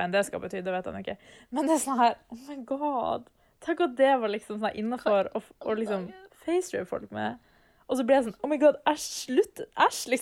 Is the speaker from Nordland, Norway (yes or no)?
yes; Bodø, Nordland, Norway; moved away; å være mm. hjemme i Bodø på ferie.